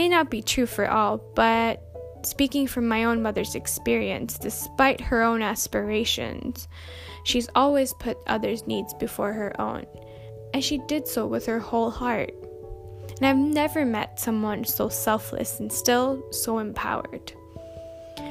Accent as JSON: {"language": "English", "town": "Winnipeg", "region": "Manitoba", "country": "Canada", "moved": "as an adult", "lives_now": "United Kingdom", "said": "I am currently living and studying in the UK, but I'm from Winnipeg, Manitoba, Canada"}